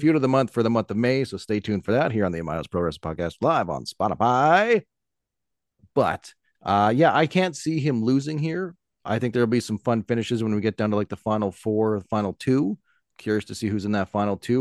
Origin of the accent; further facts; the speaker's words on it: Canada; as a Canadian